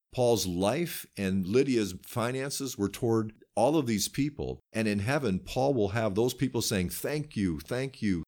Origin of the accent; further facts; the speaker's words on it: United States; I'm an American